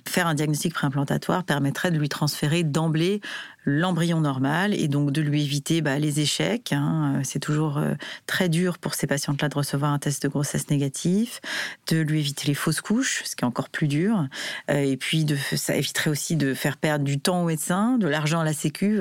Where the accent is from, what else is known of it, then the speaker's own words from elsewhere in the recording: France; en tant que Français